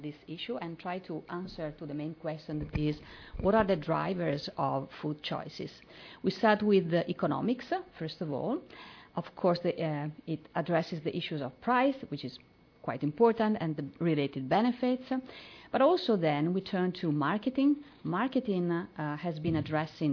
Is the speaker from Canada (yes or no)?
no; northeast Italy, Italy; I'm from Italy, as was introduced. I'm from the north, northeast area of Italy